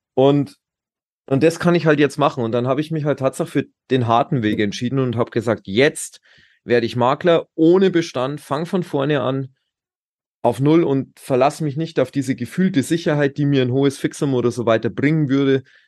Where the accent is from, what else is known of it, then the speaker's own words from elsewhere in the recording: Pullenreuth, Bavaria, Germany; ich komme aus der nördlichen Oberpfalz. In, das ist ähm, Boinerath, also Pullenreuth, wie es so schön heißt. Mhm. Ähm, Landkreis Tirschenreuth und da bin ich sehr, sehr behütet aufgewachsen